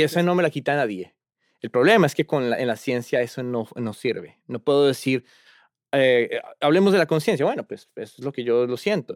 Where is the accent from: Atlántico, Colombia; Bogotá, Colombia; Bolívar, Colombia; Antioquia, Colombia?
Bogotá, Colombia; moved away as an adult; now in Cambridge, United States; yo originalmente eh, soy de Colombia, Bogotá, la capital. Eh, allá nací y crecí y estuve hasta los 20 años.